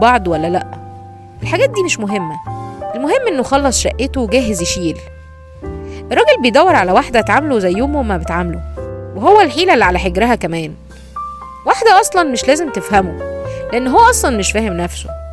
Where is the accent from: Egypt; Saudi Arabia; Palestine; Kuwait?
Egypt; عندنا في مصر